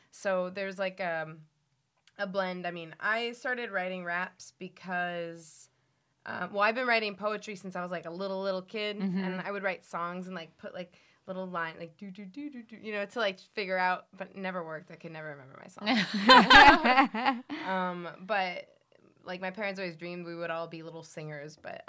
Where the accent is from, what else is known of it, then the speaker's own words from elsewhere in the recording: Miami, Florida, United States; also born or lived in Cleveland; I did, like, high school and college in Miami, so you could say I'm from any of those places. Mm-hmm. Even I was born in Cleveland.